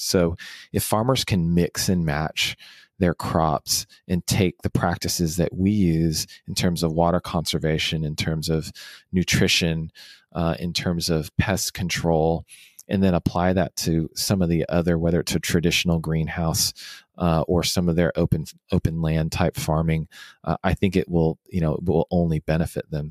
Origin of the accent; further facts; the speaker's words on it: Houston, Texas, United States; also born or lived in Washington, D.C.; now in Dallas, United States; I actually, uh, was born and raised in Houston and then moved to Washington, D C for about six